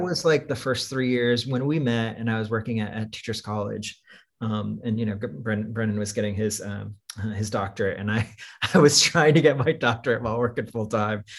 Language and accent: English; Iowa, United States; moved away; growing up in Iowa as the, the child of Filipino immigrants